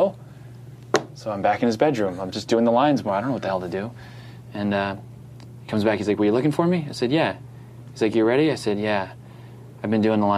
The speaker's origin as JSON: {"language": "English", "region": "New Jersey", "country": "United States", "said": "I'm from New Jersey. My parents are from Brooklyn"}